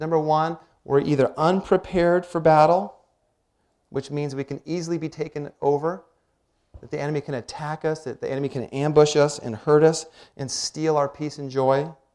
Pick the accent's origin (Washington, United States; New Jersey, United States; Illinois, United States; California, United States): Washington, United States; When I was about 10, 11 years old, growing up in Washington